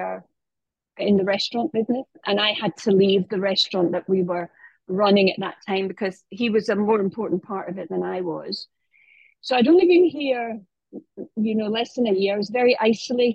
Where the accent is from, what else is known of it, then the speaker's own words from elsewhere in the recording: United Kingdom; now in Marbella, Spain; I'm British